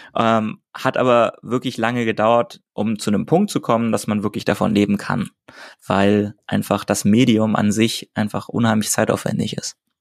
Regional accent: Hamburg, Germany; ich in Hamburg, also meiner Heimatstadt

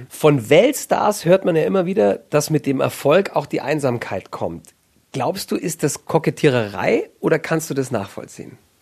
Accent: the South, Southern Germany, Germany; Ich bin ja aus dem Süden

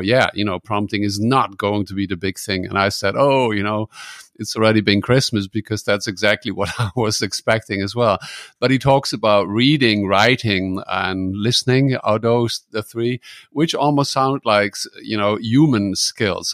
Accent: Netherlands; now in Germany; I'm from the Netherlands. I live in Germany

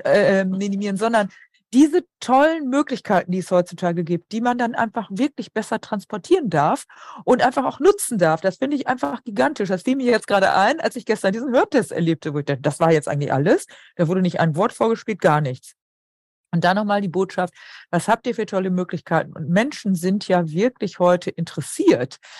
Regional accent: Emsland, Lower Saxony, Germany; moved away; ich komme aus dem Emsland

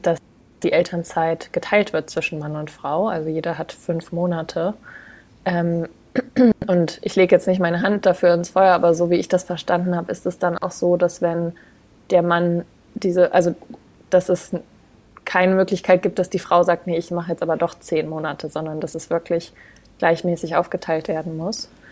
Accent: Braunschweig, Lower Saxony, Germany; moved away as an adult; now in Denmark; Ich komme ursprünglich aus Braunschweig, also aus dem hm. Raum Hannover.

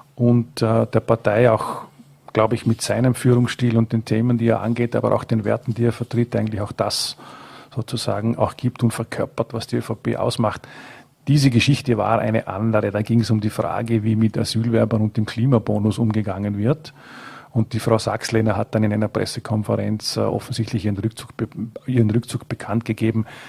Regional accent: Frastanz, Vorarlberg, Austria; es ist meine Heimatgemeinde

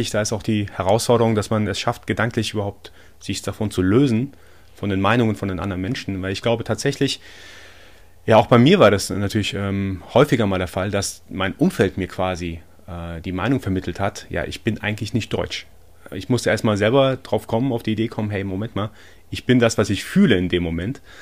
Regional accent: Iran; born there; also born or lived in Germany; also ich bin gebürtiger Iraner. Ähm, ich bin zwar born in Iran, but made in Germany

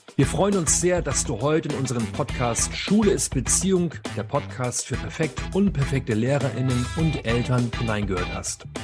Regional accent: Schleswig-Holstein, Germany; now in Leipzig, Germany; Ich komme aus Schleswig-Holstein, aber ich lebe in Leipzig

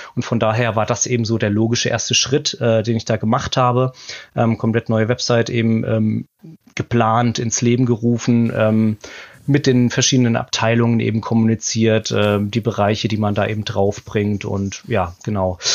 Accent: Mosbach, Baden-Württemberg, Germany; also born or lived in Hamburg; now in Ilsede, Germany; in Baden-Württemberg, mhm. in meiner Heimatstadt, wo ich auch geboren bin, in Mosbach.

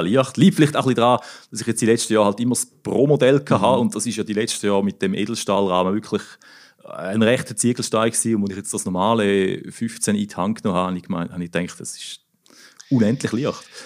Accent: Thurgau, Switzerland; ich komme ja aus dem Thurgau, oder? Im Obstgarten von der Schweiz. Und äh, meine Mutter hat früher zu Frauenfeld auf dem Markt immer Grafenstein

